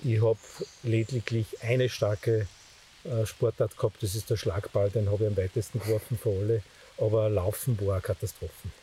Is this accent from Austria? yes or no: yes; Steyr valley, Upper Austria, Austria; Ich bin der vorletzte von acht Kindern auf dem Bauernhof, aufgewachsen im Steiertal